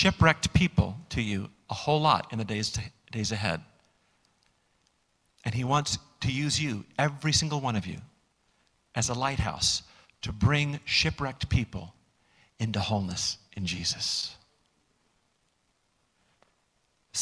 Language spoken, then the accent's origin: English; United States; we as American Christians